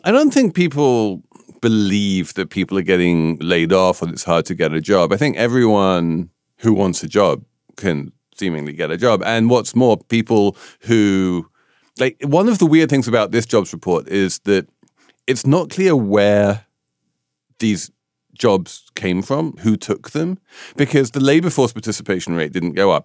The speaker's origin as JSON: {"language": "English", "country": "United Kingdom", "said": "I'm a Brit"}